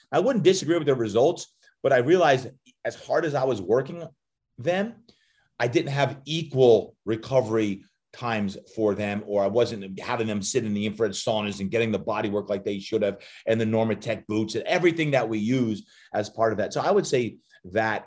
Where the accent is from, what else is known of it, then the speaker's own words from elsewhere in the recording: New Jersey, United States; growing up, even though I was from Jersey and loved the Giants